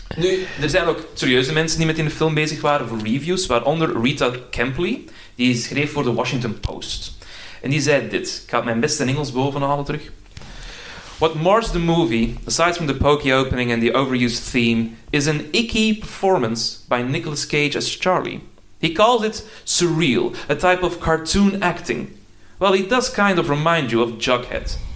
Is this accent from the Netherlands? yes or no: no; Antwerp area, Flanders, Belgium; ik ben zelf ook uit het Antwerpse